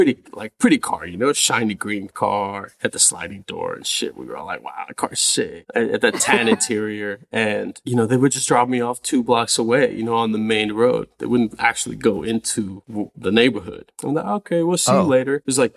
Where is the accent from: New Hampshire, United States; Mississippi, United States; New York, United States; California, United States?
California, United States; now in Los Angeles, United States; No, up in the Bay, North NorCal. Yeah, okay. Still don't really claim LA like that, you know? Like, I'm still from the Bay.